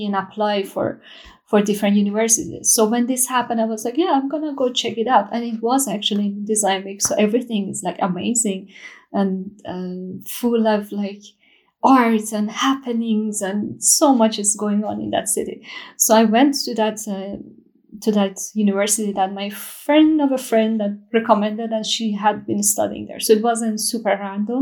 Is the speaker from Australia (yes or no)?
no; Shiraz, Fars, Iran; moved away as an adult; now in Gothenburg, Sweden; I'm from Shiraz, Iran. I'm an architect and jewelry designer currently living in Sweden, Gothenburg